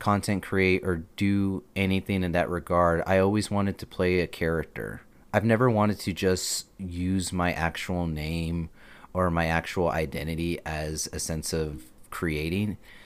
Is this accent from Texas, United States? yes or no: yes; Texas, United States; also born or lived in El Paso, Texas; I was born in El Paso, Texas. I lived there for not the majority of my life, a good amount. And when my parents unfortunately got divorced, I transferred over to Milshi, Texas, where my mother grew up